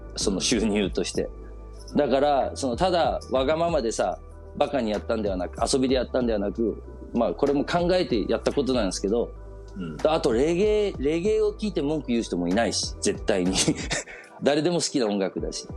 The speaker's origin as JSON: {"language": "Japanese", "town": "Copenhagen", "region": "Capital Region of Denmark", "country": "Denmark", "tie": "born or raised there", "said": "子供の頃デンマークであの育ってたその小学校とか幼稚園小学校とか通ってた"}